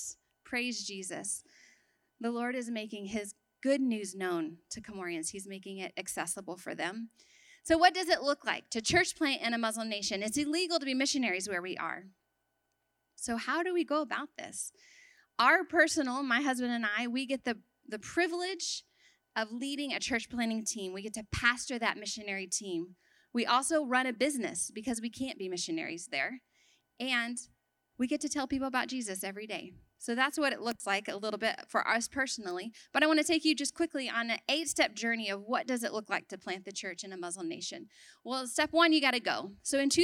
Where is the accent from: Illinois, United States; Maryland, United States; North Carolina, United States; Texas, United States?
Texas, United States; moved away as an adult; also born or lived in Sudan; I grew up in Texas, a little bit away from here